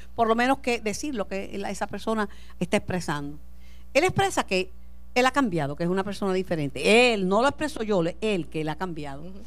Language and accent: Spanish; Mayagüez, Puerto Rico; me encuentro en la Sultana del Oeste, mi ciudad, mi pueblo natal, Mayagüez